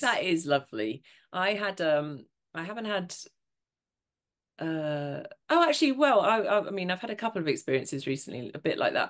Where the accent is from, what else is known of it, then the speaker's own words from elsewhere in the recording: Montrose, Scotland, United Kingdom; moved away; I was in my hometown in Montrose